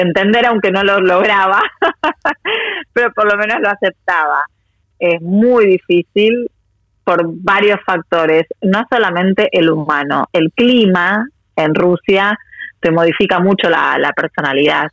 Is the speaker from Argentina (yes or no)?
yes; Argentina; moved away as an adult; also born or lived in Russia; now in Moscow, Russia; soy argentina y hija de inmigrantes